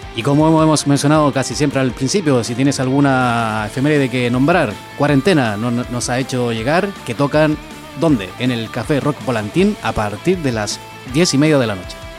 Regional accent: Chile; yo soy chileno

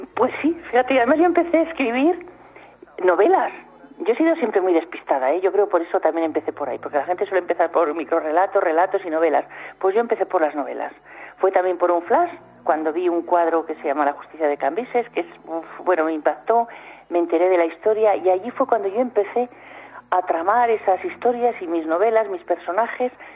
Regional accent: Soria, Castile and León, Spain; yo no soy de pueblo, yo soy de, de Soria

